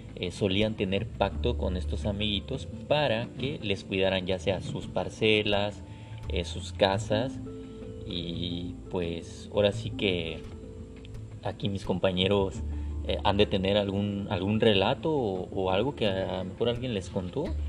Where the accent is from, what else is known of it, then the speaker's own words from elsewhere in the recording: Guadalajara, Jalisco, Mexico; moved away; yo soy eh, oriundo de Guadalajara